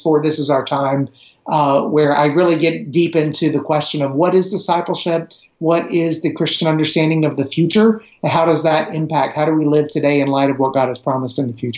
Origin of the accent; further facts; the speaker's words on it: Middle Tennessee, United States; also born or lived in Romania; I grew up in Middle Tennessee